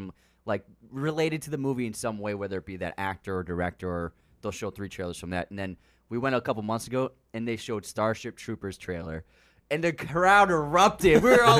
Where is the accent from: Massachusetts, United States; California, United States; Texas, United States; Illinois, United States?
Massachusetts, United States; Boston; born or raised there; moved away as an adult; now in Los Angeles, United States